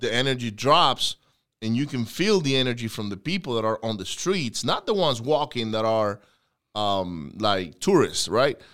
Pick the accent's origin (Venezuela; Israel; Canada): Venezuela; moved away; I grew up in Venezuela